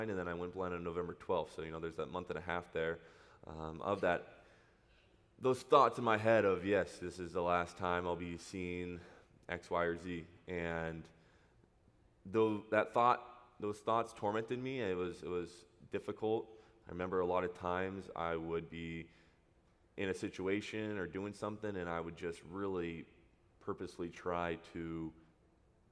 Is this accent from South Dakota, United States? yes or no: no; Huntington Beach, California, United States; I grew up in Huntington Beach. Went to school there. Went to high school in Orange, so been here my entire life.